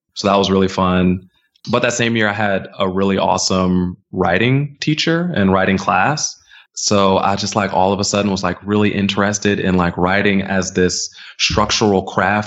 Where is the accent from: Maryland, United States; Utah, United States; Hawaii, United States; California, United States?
Maryland, United States; suburbs outside of DC; moved away as an adult; now in New York, United States; I'm originally from Maryland